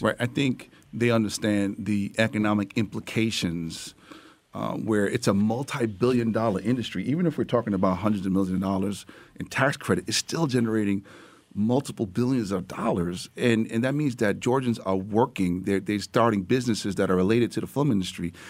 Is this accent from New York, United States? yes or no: yes; New York, United States; as a New Yorker